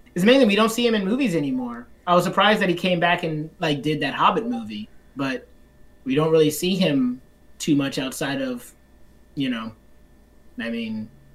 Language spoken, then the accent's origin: English; the South, United States; I grew up in the South